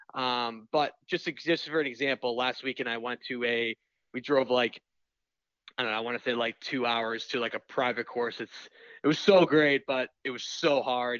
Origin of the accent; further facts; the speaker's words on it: Boston, Massachusetts, United States; I'm from Boston